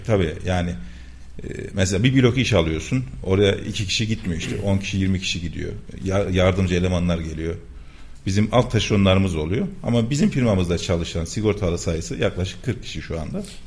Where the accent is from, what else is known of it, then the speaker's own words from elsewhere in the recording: Kayseri Province, Turkey; 1981 Kayseri doğumluyum.